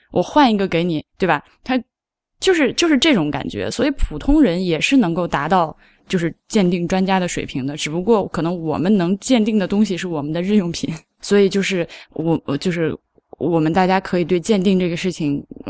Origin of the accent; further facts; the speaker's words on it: China; 我，中国人